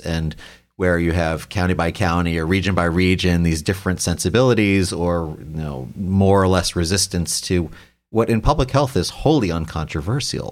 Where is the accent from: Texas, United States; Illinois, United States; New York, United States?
New York, United States; now in Ohio, United States; I'm from New York originally